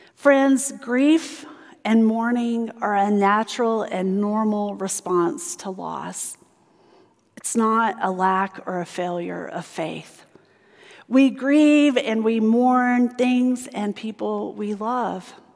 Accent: South Carolina, United States; moved away; where I grew up in South Carolina

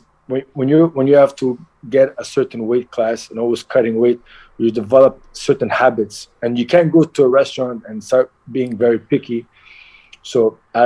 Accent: Montreal, Quebec, Canada; also born or lived in Halifax, Nova Scotia; I was born in Nova Scotia, Halifax, and at the age of like, I was very young, 2-3 years old, they immigrated to Montreal

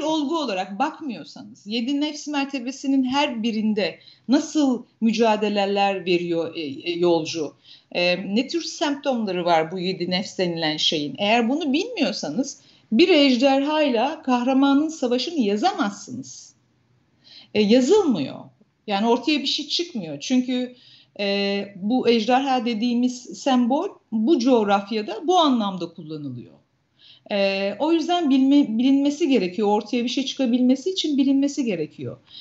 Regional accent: Turhal, Tokat, Turkey; ben Tokat'ta büyüdüm, Tokat Turhal'da büyüdüm.

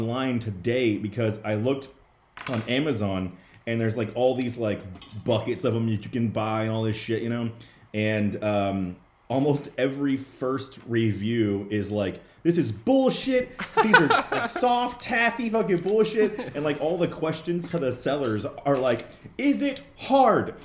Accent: Austin, Texas, United States; here in Austin, I was like, it's my hometown turf

